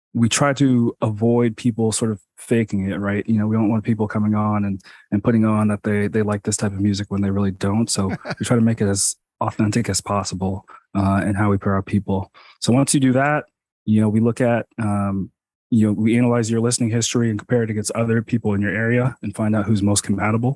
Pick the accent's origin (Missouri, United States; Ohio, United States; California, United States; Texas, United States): California, United States; Los Angeles; moved away as an adult; also born or lived in Connecticut; I grew up in Los Angeles